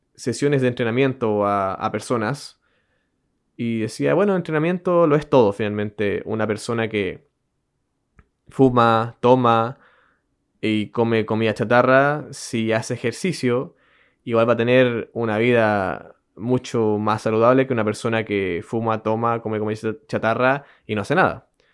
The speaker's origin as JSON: {"language": "Spanish", "country": "Chile", "accent": "Chilean", "said": "Yo, bueno, yo soy chileno"}